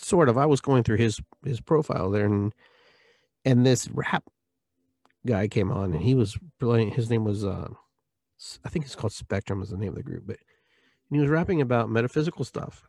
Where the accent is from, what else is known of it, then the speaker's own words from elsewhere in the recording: Lima, Peru; moved away; I was born in Peru, Lima, twelve P M, high noon, nineteen sixty-six